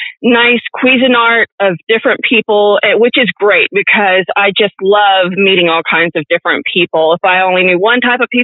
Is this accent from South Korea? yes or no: no; Baton Rouge, Louisiana, United States; I was born and raised in Baton Rouge.